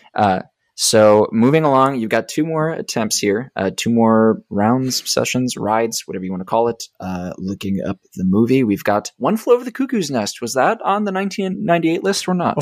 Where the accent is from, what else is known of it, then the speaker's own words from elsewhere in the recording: Rochester, Minnesota, United States; moved away; my hometown